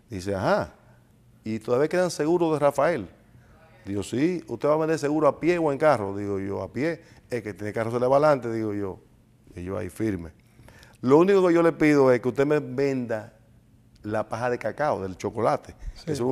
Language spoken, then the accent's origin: Spanish; Santiago de los Caballeros, Santiago, Dominican Republic; oriundo? Santiaguero. Sí. Nacido en Santiago. 100%.